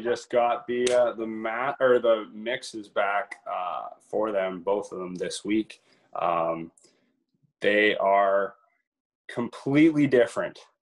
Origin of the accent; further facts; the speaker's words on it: Brussels, Ontario, Canada; I grew up in a little town of Brussels, Ontario